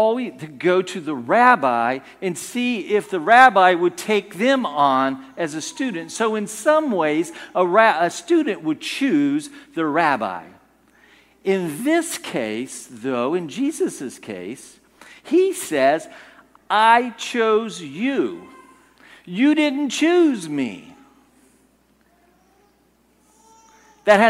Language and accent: English; United States; I'm an American